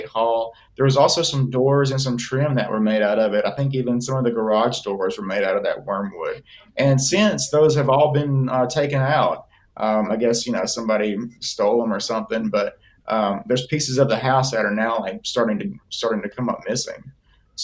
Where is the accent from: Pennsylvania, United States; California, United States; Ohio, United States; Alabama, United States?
Alabama, United States; now in Florida, United States; I grew up in Alabama. I didn't grow up here in Florida